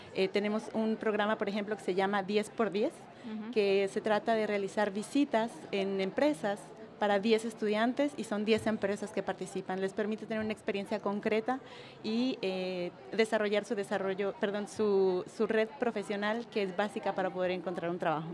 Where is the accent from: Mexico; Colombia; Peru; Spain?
Mexico; now in Quebec, Canada; Yo nací en México